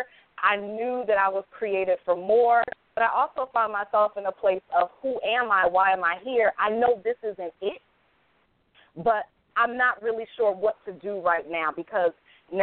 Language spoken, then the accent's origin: English; Hartford, Connecticut, United States; I was born and raised in Hartford, Connecticut.